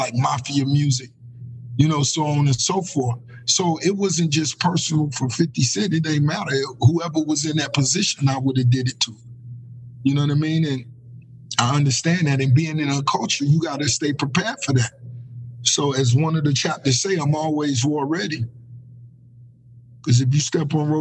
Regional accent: Miami, Florida, United States; growing up in Miami

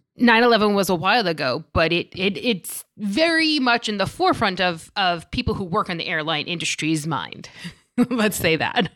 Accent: New York City, New York, United States; I'm from Staten Island

